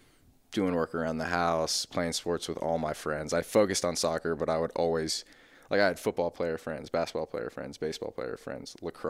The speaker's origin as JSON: {"language": "English", "town": "Brentwood", "region": "Tennessee", "country": "United States", "tie": "born or raised there", "said": "So, I grew up in Brentwood. Mom, dad, older brother, older sister, golden retriever. Suburban Brentwood"}